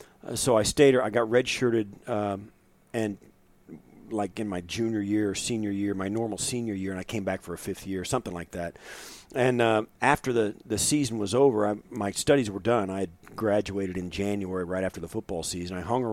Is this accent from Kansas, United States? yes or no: yes; Kansas, United States; And in Kansas at that time, in the part of the state where I was kind of growing up, there was football in the f